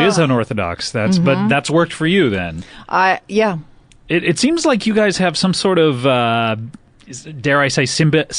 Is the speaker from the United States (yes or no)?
yes; Cypress, California, United States; I'm from Cypress, California. Yeah, just right down the street.